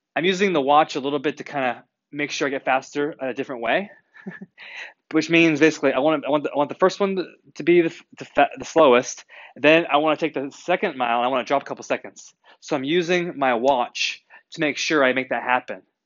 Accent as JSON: {"language": "English", "region": "New England", "country": "United States", "tie": "born or raised there", "said": "I grew up in New England"}